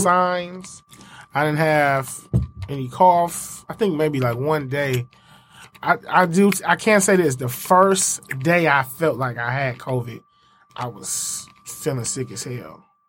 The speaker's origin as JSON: {"language": "English", "town": "Inkster", "region": "Michigan", "country": "United States", "said": "Inkster, I'm from Inkster"}